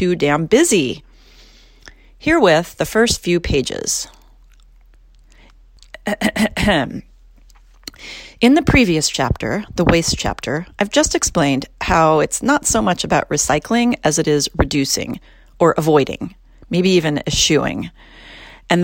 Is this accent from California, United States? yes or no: yes; California, United States; my home state of California